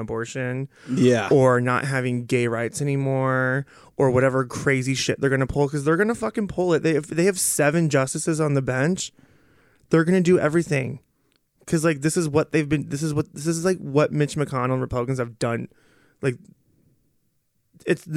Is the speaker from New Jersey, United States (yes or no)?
no; Iowa, United States; moved away as an adult; also born or lived in Cedar Rapids, Iowa / Portland; now in Minnesota, United States; I am from Iowa